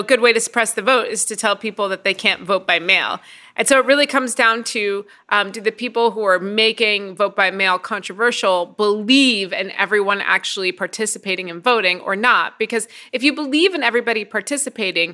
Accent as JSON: {"language": "English", "region": "Midwest", "country": "United States", "also_born_or_lived": "Indiana", "said": "I'm a Midwesterner. I live in Indiana."}